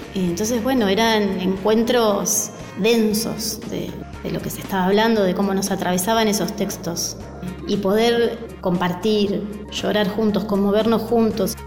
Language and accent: Spanish; Castelar, Buenos Aires Province, Argentina; Yo nací en Castelar, me crié en Castelar